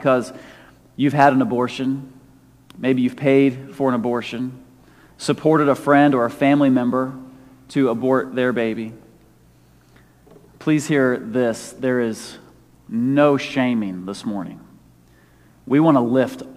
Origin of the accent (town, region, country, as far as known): United States